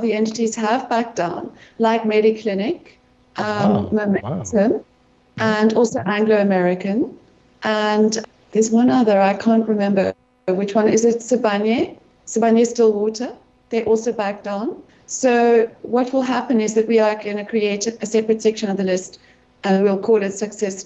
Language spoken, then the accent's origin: English; South Africa